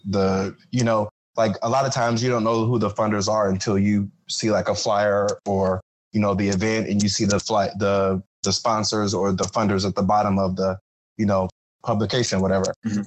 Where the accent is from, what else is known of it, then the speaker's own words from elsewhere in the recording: Ohio, United States; moved away as an adult; now in Florida, United States; I'm from Ohio, um, so I'm I'm like new to Florida